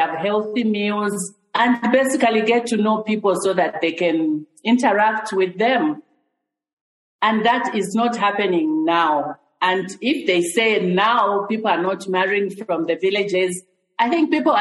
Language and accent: English; Chingola, Copperbelt Province, Zambia; now in Lusaka, Zambia; I grew up in Chingola.